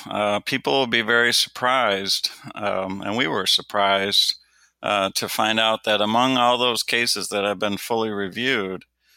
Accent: Detroit, Michigan, United States; When I was growing up in Detroit, Michigan, it was routine that there were 1,000 homicides just in my home city in a year.

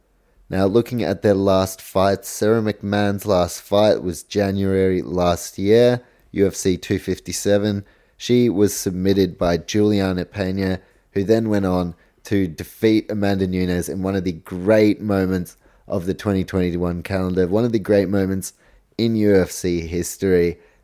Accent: New Zealand; I'm actually from New Zealand, so how about that? Polish heritage.

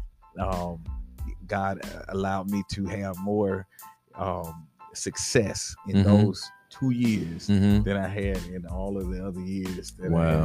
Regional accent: East Coast, United States; I'm a dude from the East Coast

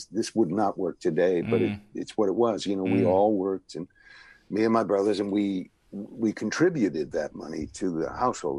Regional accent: New Haven, Connecticut, United States; moved away as an adult; also born or lived in Los Angeles; I was raised in New Haven, Connecticut

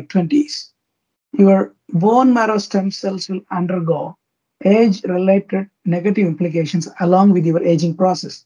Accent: India; I'm from India, India

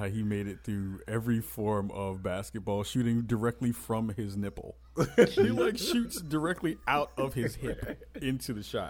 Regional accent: New York, United States; I'm from New York.

